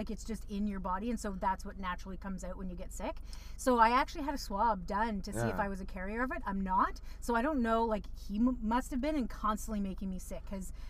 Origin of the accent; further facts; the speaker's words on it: Canada; When you are a white born Canadian